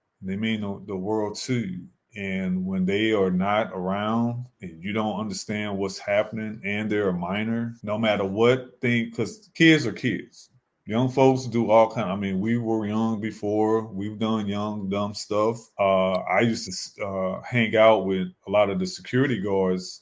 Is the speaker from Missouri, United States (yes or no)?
yes; Hazelwood, Missouri, United States; I went to Hazelwood Central, graduated in 1990